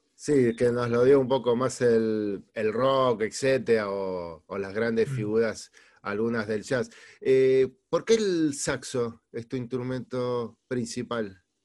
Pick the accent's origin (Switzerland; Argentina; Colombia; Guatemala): Argentina; also born or lived in Spain; Argentina es una de mis tierras